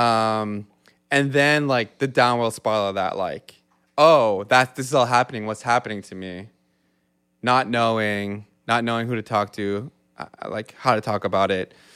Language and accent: English; Yarmouth, Nova Scotia, Canada; moved away as an adult; now in Halifax, Canada; I grew up in Yarmouth, Nova Scotia, which is three hours from where we're sitting right now in a small Acadian community